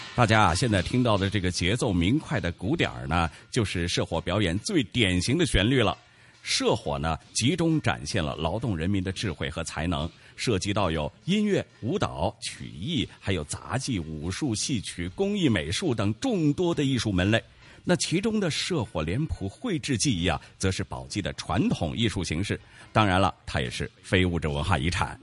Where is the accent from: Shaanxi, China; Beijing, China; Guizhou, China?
Shaanxi, China; Baoji; 石鼓同样也是我们宝鸡人的骄傲